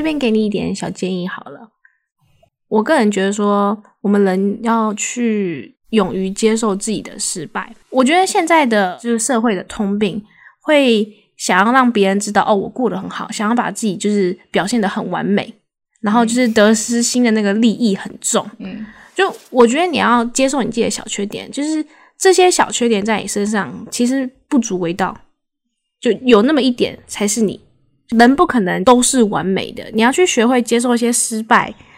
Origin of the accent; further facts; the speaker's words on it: Taiwan; 我个人认为台湾的，就是教育下，应该说我们长大的环境